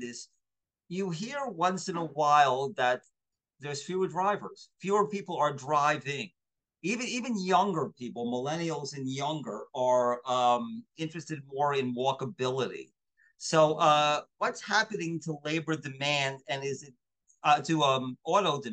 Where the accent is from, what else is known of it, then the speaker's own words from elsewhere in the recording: New Jersey, United States; I grew up in New Jersey